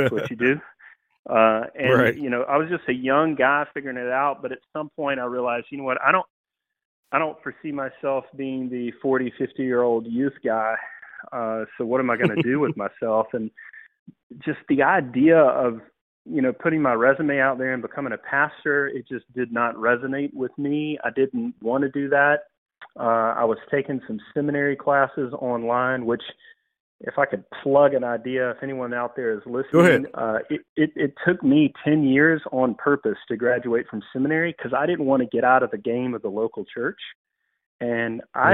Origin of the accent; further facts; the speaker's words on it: Georgia, United States; moved away as an adult; now in Greenville, United States; Born and raised in the South, actually from Georgia.